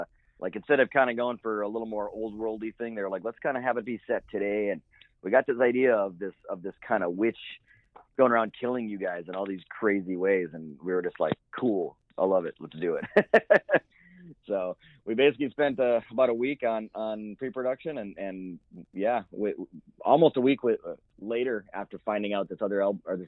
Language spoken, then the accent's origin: English; Midwest, United States; now in Oregon, United States; I grew up in the Midwest